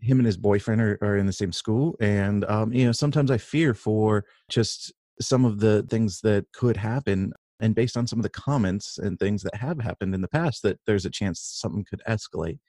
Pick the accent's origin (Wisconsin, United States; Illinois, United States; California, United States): California, United States; Northern; I grew up in in Northern California